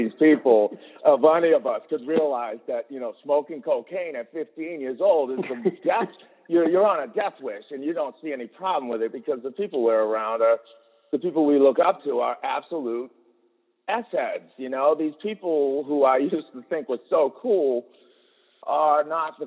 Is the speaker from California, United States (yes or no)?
no; Boston, Massachusetts, United States; moved away as an adult; now in Oregon, United States; I'm from Boston. I grew up in Boston